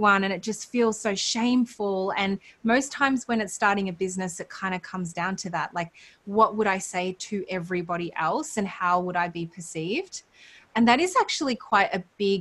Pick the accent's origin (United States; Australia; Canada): Australia